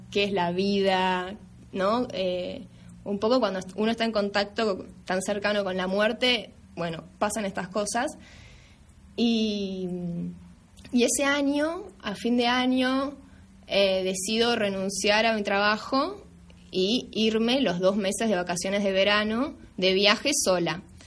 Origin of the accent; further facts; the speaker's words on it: Argentina; moved away; estando yo en mi país